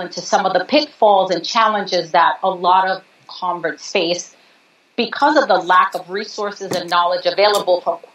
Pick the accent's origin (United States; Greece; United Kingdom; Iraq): United States; New York; My parents are from Puerto Rico. I'm born and raised in New York